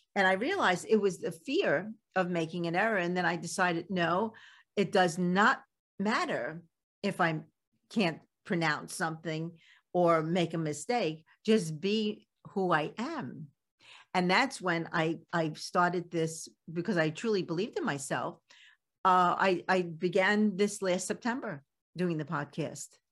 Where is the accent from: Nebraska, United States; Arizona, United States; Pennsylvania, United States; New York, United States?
New York, United States; New York City; accent: Brooklyn; I still have my Brooklyn accent and it still comes out